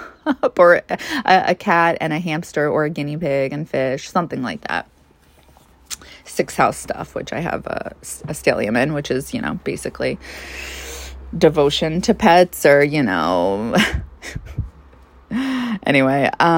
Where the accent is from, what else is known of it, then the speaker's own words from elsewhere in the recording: New York, United States; You know, I grew up in Long Island for the most part. I moved to several different places. But overall, I lived in Long Island for the majority of my childhood.